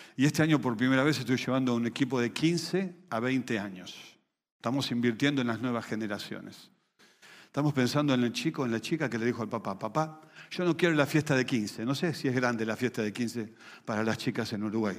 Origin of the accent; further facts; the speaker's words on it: Venezuela; moved away; Cerca de 7 millones de ellos somos venezolanos